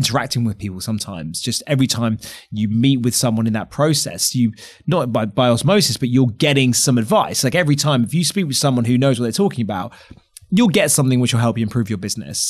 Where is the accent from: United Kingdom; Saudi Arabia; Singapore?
United Kingdom; London; a Londoner, I'm outraged that we weren't the first choice for everyone.